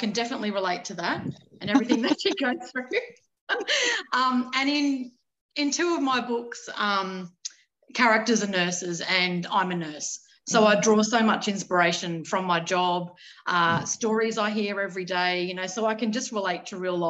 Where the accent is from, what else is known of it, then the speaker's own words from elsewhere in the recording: Sydney, New South Wales, Australia; also born or lived in Kogarah; I was born and bred in Sydney.